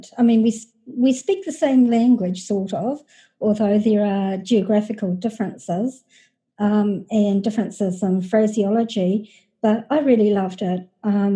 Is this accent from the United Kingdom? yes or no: no; New Zealand; moved away as an adult; also born or lived in United States; I'm from New Zealand, the little country of New Zealand down under.